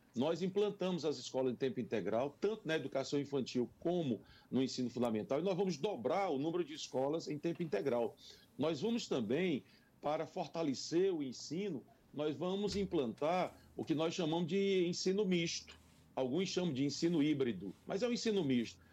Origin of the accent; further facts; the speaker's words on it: Parnaíba, Piauí, Brazil; also born or lived in São Luís, Maranhão; now in Teresina, Brazil; Então me criei de fato na cidade de Parnaíba e com em 1973, há 46 anos atrás, eu vim para Teresina